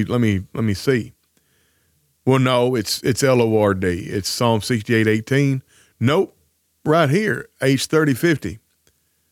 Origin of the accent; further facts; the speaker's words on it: Tennessee, United States; now in Arkansas, United States; please don't bury me in Arkansas, where we've lived the last 10 years, bury me where I grew up back in Tennessee.